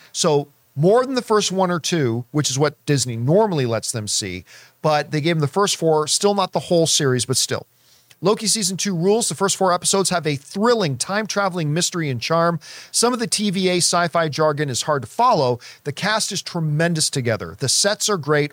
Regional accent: Canada; growing up in Canadian winters

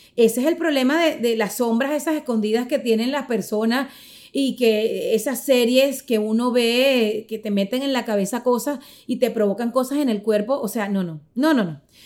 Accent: Caracas, Capital District, Venezuela; soy venezolana, caraqueña

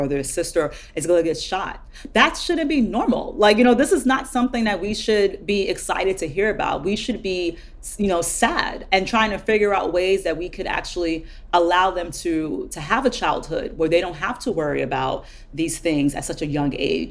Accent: Jersey City, New Jersey, United States; I grew up in Jersey City, which is a primarily urban, or was

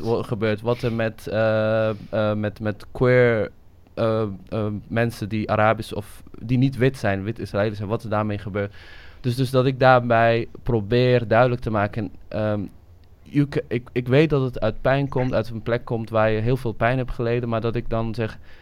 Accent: Somalia; now in Netherlands; ik kom uit Somalië, ik, eh, ik ben in Somalië geboren

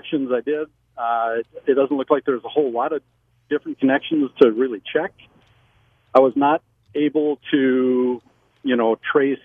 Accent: Omaha, Nebraska, United States; I'm actually from Omaha.

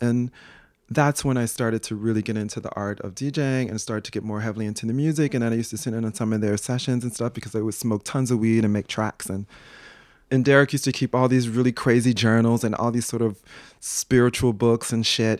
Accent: Chicago, Illinois, United States; moved away as an adult; also born or lived in New York; growing up in Chicago

